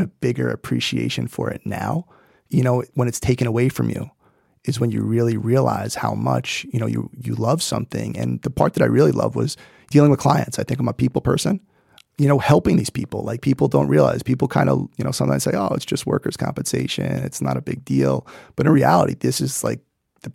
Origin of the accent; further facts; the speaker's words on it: New York City, New York, United States; I grew up in Brooklyn